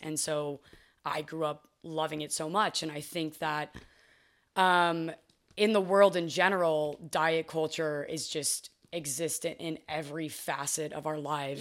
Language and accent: English; Fort Worth, Texas, United States; moved away as an adult; now in Los Angeles, United States; I didn't love growing up in Texas